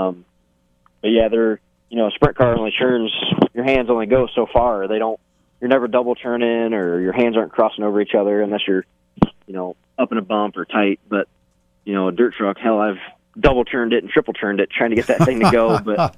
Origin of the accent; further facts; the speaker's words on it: Fremont, Ohio, United States; We grew up on Fangbona Road in Fremont, Ohio